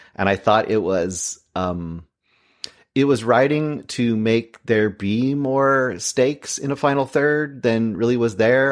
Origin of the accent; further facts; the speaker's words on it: Oregon, United States; I was born in Oregon.